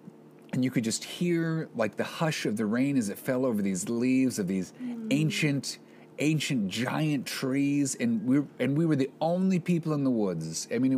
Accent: Nebraska, United States; But I'm from Nebraska.

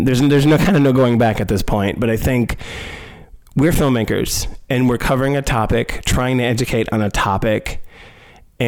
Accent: Milwaukee, Wisconsin, United States; we're from Milwaukee. I mean, all of us are actually from Milwaukee

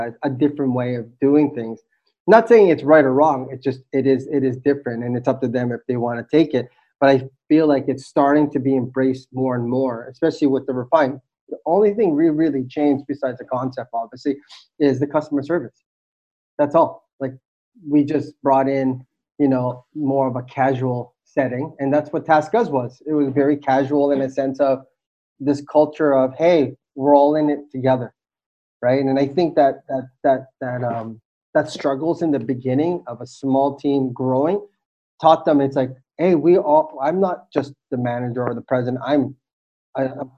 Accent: Toronto, Ontario, Canada; moved away as an adult; now in Philippines; I was born in the Philippines, left when I was 4 years old, and my family started a new life in Toronto.

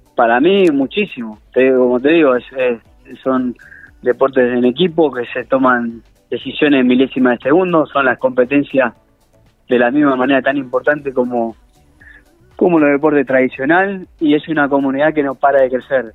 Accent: Rufino, Santa Fe, Argentina; moved away; crecí en Rufino

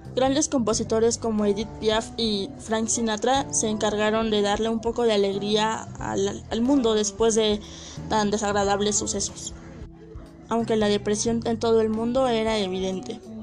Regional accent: Mexico; soy de México

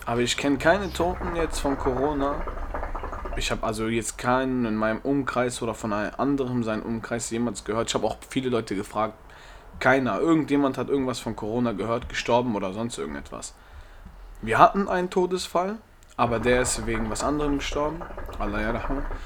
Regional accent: Germany; Ich bin Deutscher, ich bin hier in Deutschland geboren

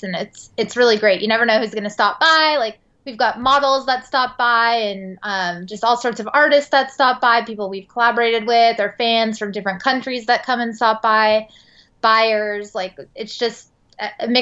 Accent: San Francisco, California, United States; moved away as an adult; now in Los Angeles, United States; I am from San Francisco and I moved to LA after my trip to Europe

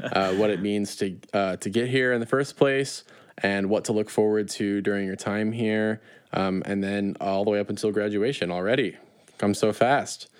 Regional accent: small town outside of Chicago, Illinois, United States; I'm really from a small town outside of Chicago, even though I can see Chicago from where I am

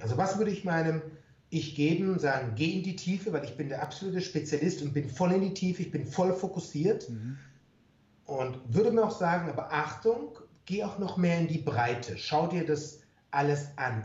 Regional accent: Germany; bei uns in Deutschland

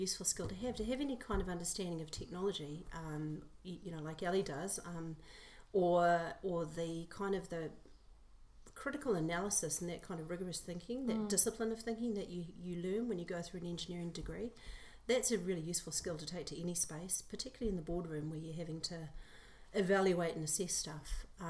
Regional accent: Port Moresby, National Capital District, Papua New Guinea; moved away; also born or lived in New Zealand; So I'm New Zealand born, but I spent the first part of my life growing up in Port Moresby, Papua New Guinea.

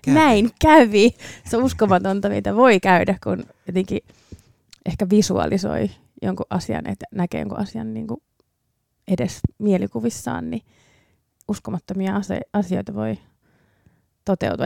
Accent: Finland; Finnish is a second language; also born or lived in Ireland; mä muutin sen jälkeen Suomeen kuusivuotiaana

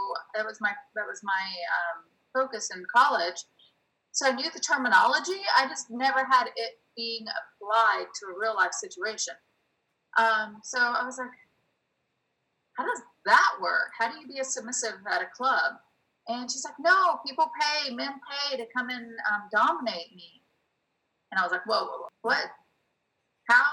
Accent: the South, United States; moved away as an adult; also born or lived in New York; now in Los Angeles, United States; I came from the South

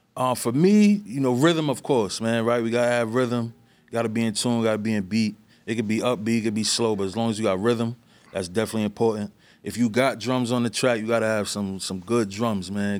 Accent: New York City, New York, United States; also born or lived in East Harlem; I was born in East Harlem, raised in the Bronx

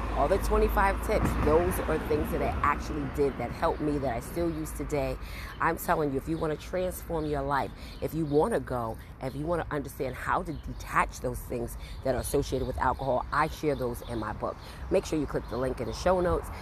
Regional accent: Brooklyn, New York, United States; moved away as an adult; now in New Jersey, United States; I'm originally from Brooklyn, New York, and I now reside in New Jersey

